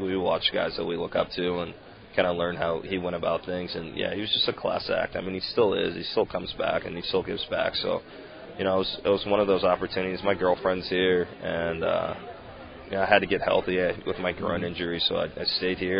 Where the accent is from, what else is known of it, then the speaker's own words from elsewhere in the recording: Texas, United States; moved away as an adult; I am from Texas